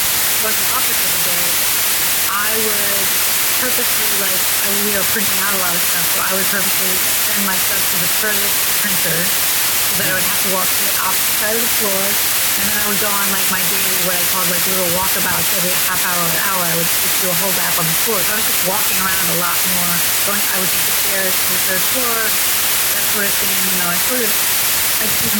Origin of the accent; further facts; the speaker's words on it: New York City, New York, United States; now in Los Angeles, United States; as a New Yorker